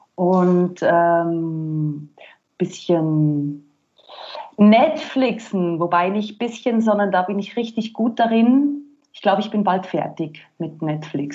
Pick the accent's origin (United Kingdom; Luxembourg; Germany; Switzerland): Switzerland; moved away as an adult; now in Vienna, Austria; ich bin gebürtige Schweizerin und bin dann vor zwölf Jahren nach Österreich und ja, da bin ich jetzt